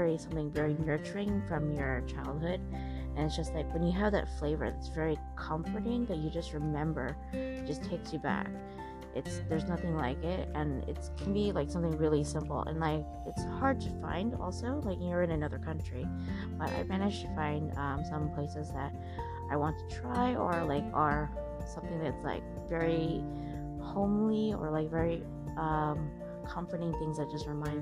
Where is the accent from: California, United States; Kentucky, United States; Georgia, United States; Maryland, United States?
California, United States; moved away; I'm from California